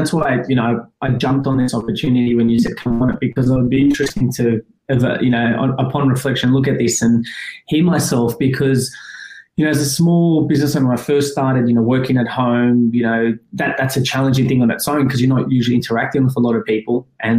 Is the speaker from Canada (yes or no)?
no; Afghanistan; born there; my background, I was born in Afghanistan, but, you know, that's the cultural element.